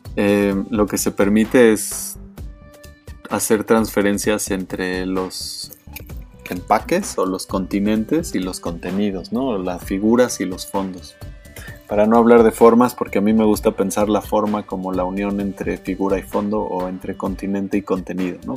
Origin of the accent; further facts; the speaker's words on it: Mexico; Como mexicano